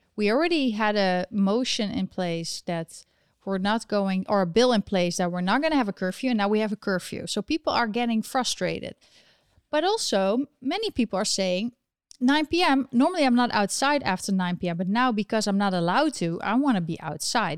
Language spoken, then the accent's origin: English; Eindhoven, North Brabant, Netherlands; my home country of the Netherlands. Um, the place where I was born and raised, Eindhoven